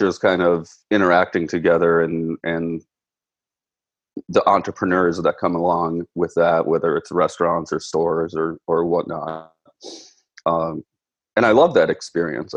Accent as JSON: {"language": "English", "region": "Minnesota", "country": "United States", "tie": "born or raised there", "said": "I'm born and raised in Minnesota, currently living in Minneapolis"}